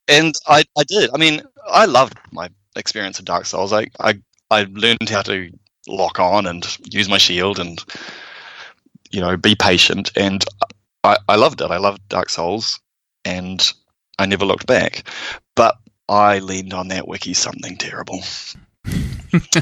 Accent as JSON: {"language": "English", "country": "United States", "moved": "yes", "lives_now": "New Zealand", "said": "I'm American"}